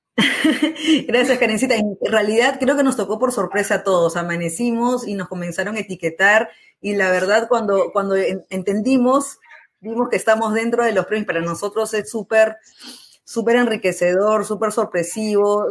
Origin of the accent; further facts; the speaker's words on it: Lima, Peru; Nosotros somos peruanos, yo particularmente de Lima